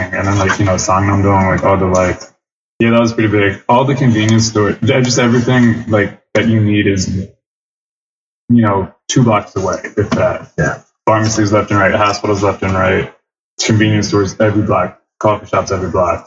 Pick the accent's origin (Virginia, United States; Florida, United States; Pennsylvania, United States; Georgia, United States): Pennsylvania, United States; Philadelphia; West Philadelphia, born and raised